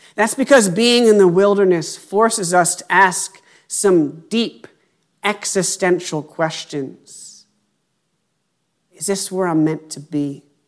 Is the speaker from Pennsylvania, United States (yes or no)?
yes; Pennsylvania, United States; moved away as an adult; my hometown in Pennsylvania